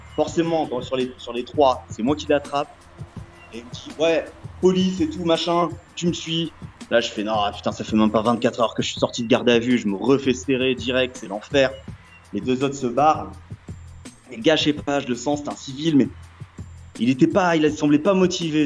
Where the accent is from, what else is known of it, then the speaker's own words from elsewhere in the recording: France; je suis français